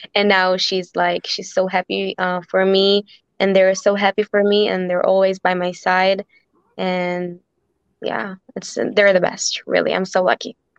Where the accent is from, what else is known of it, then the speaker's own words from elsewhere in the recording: Israel; growing up in Israel